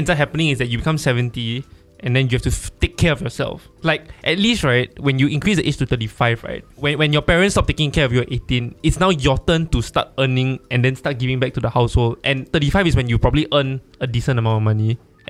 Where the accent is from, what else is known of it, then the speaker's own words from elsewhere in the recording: Malaysia; now in Singapore; I'm Malaysian